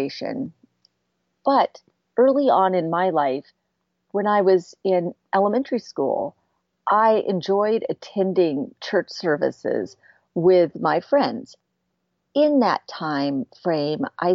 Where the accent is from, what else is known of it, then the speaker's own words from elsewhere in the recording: San Francisco Bay Area, California, United States; also born or lived in Florida Keys, Florida; I grew up in the San Francisco Bay Area part of the time. And the other part of the time, I grew up in the Florida Keys